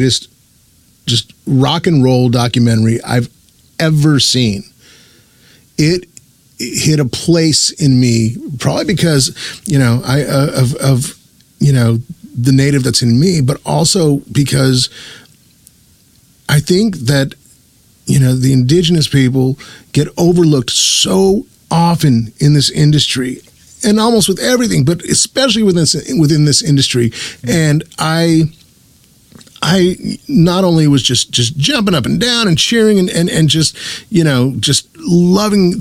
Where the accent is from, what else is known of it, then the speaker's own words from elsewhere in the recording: New Mexico, United States; born and raised in New Mexico